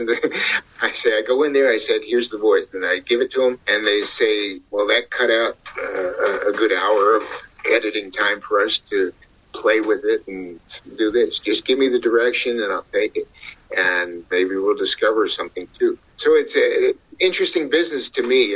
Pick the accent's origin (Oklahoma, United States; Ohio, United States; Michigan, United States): Ohio, United States; From the way I was brought up in the Midwest in Ohio